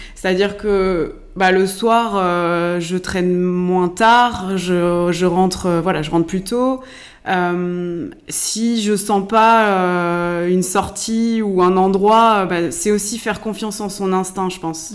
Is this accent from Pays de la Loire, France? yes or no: yes; Laval, Pays de la Loire, France; je suis mayonnaise pure souche. Hein. je suis née à Laval